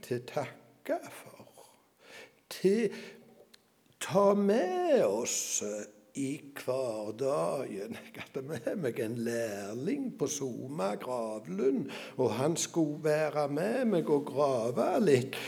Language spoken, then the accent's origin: Norwegian; Norway; jeg drev gården hjemme på Salte